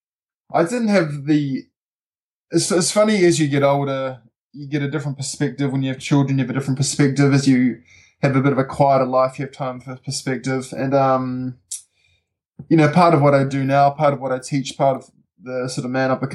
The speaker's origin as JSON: {"language": "English", "region": "Auckland", "country": "New Zealand", "tie": "born or raised there", "moved": "as an adult", "lives_now": "Wanaka, New Zealand", "said": "I moved here 5 years ago from Auckland, which is where my younger years, so where I grew up, so the rest of my family is based"}